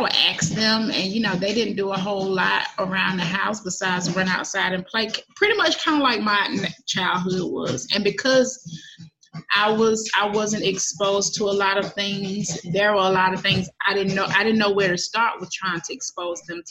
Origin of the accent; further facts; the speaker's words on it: Atlanta, Georgia, United States; I grew up here in Atlanta, mm-hmm. metro Atlanta, like not too far from downtown